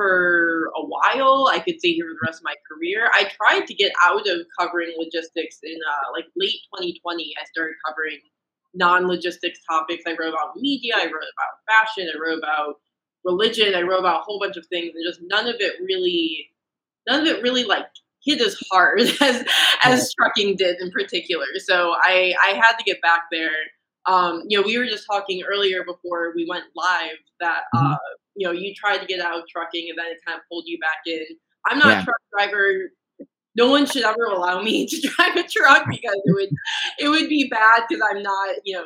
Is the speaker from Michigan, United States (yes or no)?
yes; Detroit, Michigan, United States; growing up in Detroit, I'm definitely exposed to the industrial side of the economy.